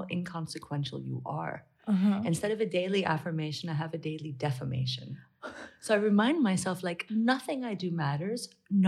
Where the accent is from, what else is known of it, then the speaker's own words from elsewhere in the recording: Massachusetts, United States; I'm from Massachusetts. And when I was in third grade, we had to learn how to spell Massachusetts